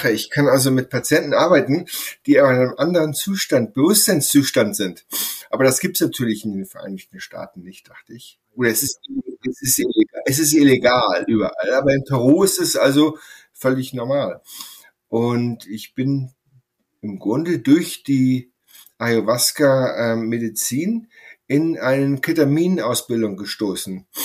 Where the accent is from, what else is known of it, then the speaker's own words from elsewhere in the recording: Sylt, Schleswig-Holstein, Germany; moved away as an adult; also born or lived in Essen, Germany / Inverness, Scotland / Mid Hudson Valley, United States; now in Woodstock, United States; ich bin auf Sylt aufgewachsen, in, habe da Abitur gemacht und auch Zivildienst, ähm, Abitur 1986 und habe da von 88 bis 94 in äh, Gesamthochschule Essen studiert